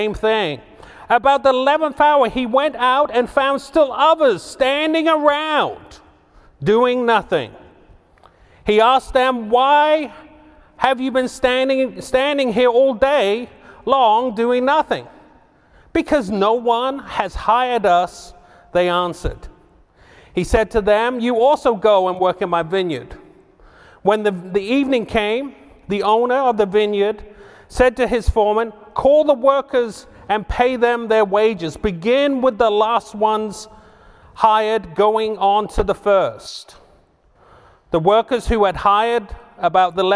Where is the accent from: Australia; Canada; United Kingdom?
United Kingdom; England; also born or lived in Boston / Houston / Dallas / London; now in Little Rock, United States; originally, I'm from England